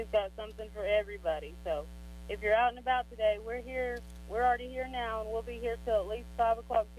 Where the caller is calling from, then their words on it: Granite, Oklahoma, United States; I'm calling from Granite